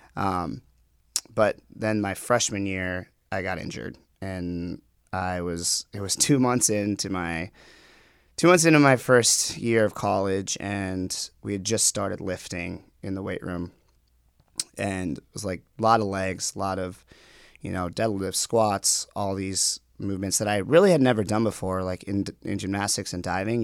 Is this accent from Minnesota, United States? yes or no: yes; Minnetonka, Minnesota, United States; also born or lived in Guatemala; I grew up in a western suburb of Minneapolis. It's called Minnetonka